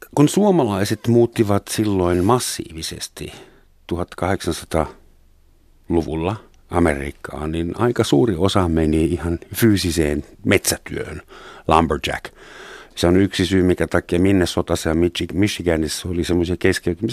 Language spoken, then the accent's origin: Finnish; Helsinki, Uusimaa, Finland; also born or lived in West Germany; Saksassa synty, Länsi-Saksassa syntynyt helsinkiläinen